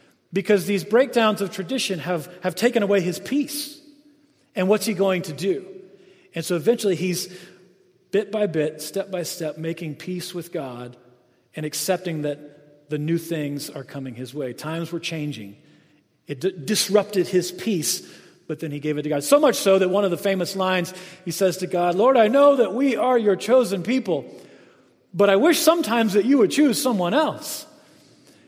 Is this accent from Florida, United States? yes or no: yes; Jacksonville, Florida, United States; So I grew up in the South, Jacksonville, Florida, which is really, North Florida is a lot like South Georgia.